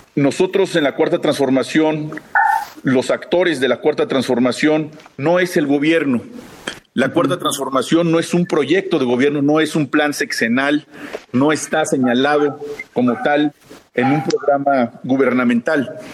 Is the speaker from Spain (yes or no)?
no; Mexico; tenemos que fortalecer como mexicanos